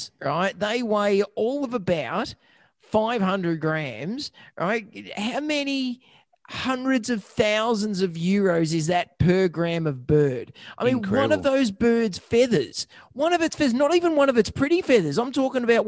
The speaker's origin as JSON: {"language": "English", "country": "Australia", "tie": "born or raised there", "said": "I was born in Australia"}